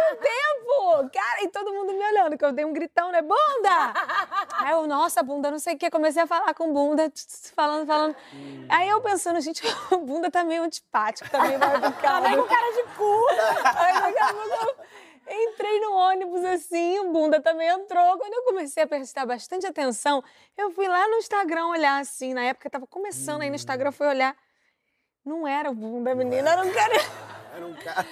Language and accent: Portuguese; Brazil; eu sou brasileira